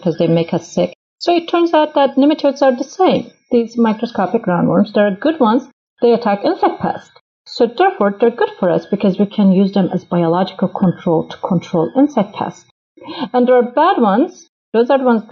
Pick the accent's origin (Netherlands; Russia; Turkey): Turkey; moved away as an adult; now in United States; I'm originally from Turkey